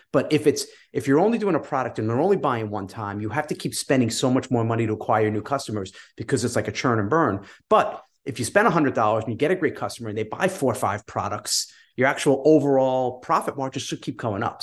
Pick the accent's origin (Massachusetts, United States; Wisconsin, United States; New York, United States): New York, United States; I'm from New York